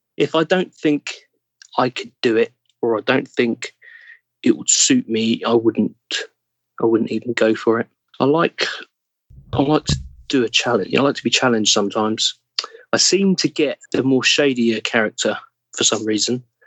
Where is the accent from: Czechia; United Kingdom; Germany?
United Kingdom; England; accent: English; I would accidentally drop back to English